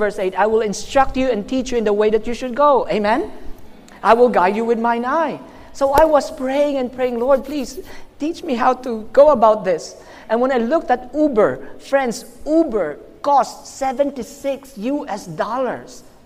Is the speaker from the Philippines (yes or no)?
yes; Philippines; I'm from the Philippines.